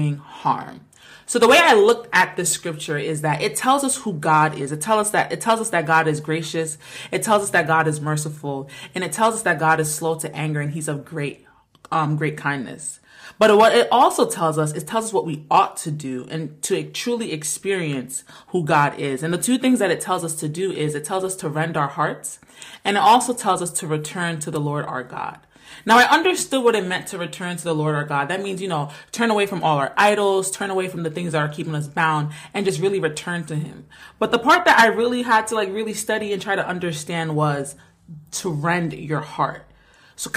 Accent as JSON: {"language": "English", "region": "Rhode Island", "country": "United States", "said": "we're from the smallest state in America"}